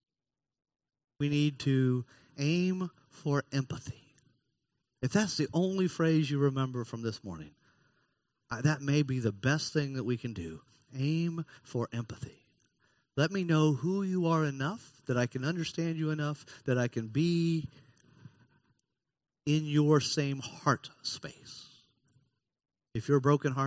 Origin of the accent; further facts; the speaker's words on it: Florida, United States; I've lived in Florida all but 5 years of my 58 years. And I love Florida, even if Florida on occasion gets laughed at in the news. I love Florida. I'm not allowed to call myself a Floridian because I wasn't born here